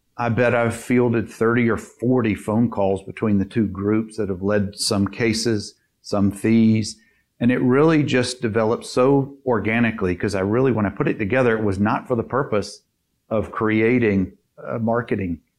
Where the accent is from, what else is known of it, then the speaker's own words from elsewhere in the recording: Dothan, Alabama, United States; now in Birmingham, United States; my hometown in, in Dothan, 50, 60,000 people, is very saturated with lawyers